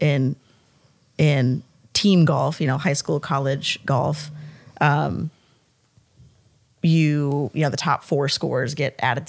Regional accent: the North, United States; moved away; I'm from the North. I didn't grow up saying ma'am

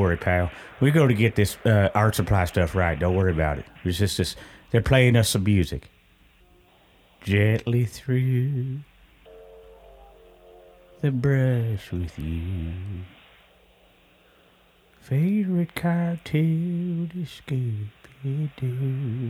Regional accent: California, United States; now in Richmond, United States; I'm from California. I used to hang out at Venice Beach and just pop lock and break dance, and then I would make some paintings and stuff like that. So I moved to Richmond.

